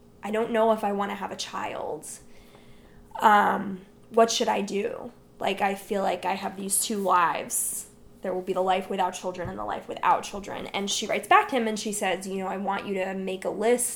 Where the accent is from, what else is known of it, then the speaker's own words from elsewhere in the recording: New Jersey, United States; I grew up in New Jersey